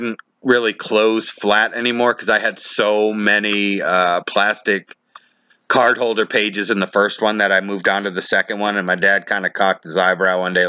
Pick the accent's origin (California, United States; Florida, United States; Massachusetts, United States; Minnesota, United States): Massachusetts, United States; Taunton; where I grew up in Taunton, Massachusetts.